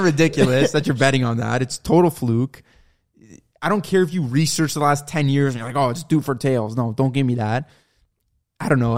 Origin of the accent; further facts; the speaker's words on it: Toronto, Ontario, Canada; we're from Toronto